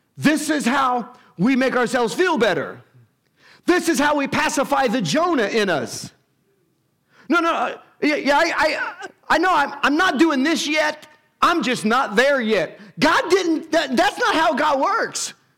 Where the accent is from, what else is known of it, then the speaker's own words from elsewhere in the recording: United States; us being American has nothing to do with our faith